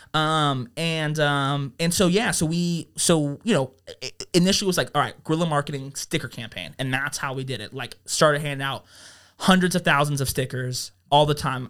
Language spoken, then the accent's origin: English; Las Vegas, Nevada, United States; also born or lived in Reno; born in Las Vegas